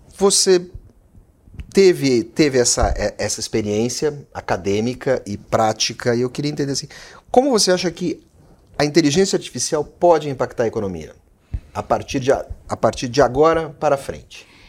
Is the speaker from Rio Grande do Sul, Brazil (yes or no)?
yes; Rio Grande do Sul, Brazil; eu sou do Rio Grande do Sul